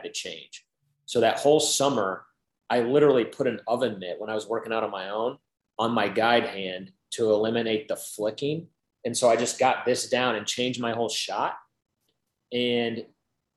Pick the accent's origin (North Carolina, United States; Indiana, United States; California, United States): Indiana, United States; growing up in Indiana